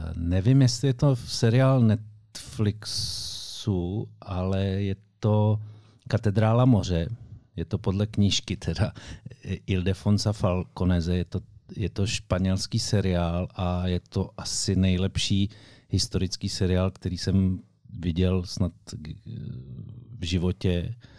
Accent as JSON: {"language": "Czech", "town": "Šumperk", "region": "Olomouc Region", "country": "Czechia", "said": "u nás v Šumperku"}